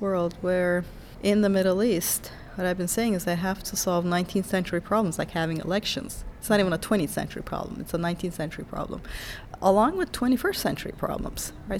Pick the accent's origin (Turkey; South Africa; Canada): Turkey; moved away; And I'm from Turkey originally